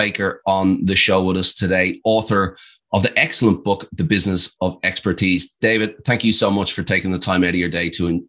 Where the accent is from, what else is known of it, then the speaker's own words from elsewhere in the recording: Ireland; accent: Australian; I have an Australian twang, but I'm actually Irish, so I've got this kind of cocktail going on. But I definitely have some Aussie words in there.